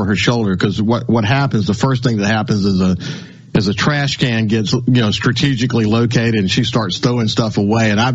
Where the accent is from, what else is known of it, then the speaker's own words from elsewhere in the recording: Birmingham, Alabama, United States; moved away; I was born in Birmingham, right there at University Hospital.